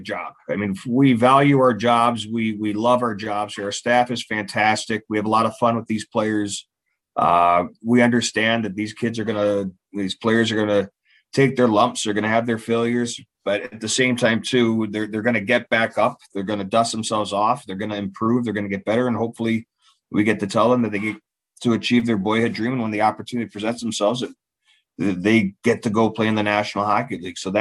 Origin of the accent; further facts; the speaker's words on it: United States; I'm American. Is that better? America. I'm from America.